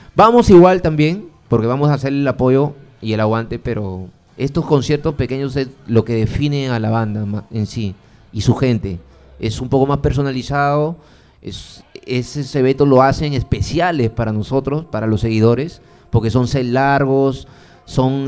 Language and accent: Spanish; Piura, Peru; now in Lima, Peru; yo soy de Piura